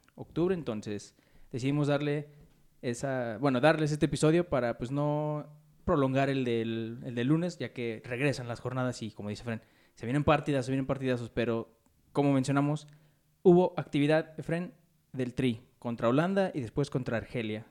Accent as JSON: {"language": "Spanish", "country": "Mexico", "said": "unos cuantos mexicanos"}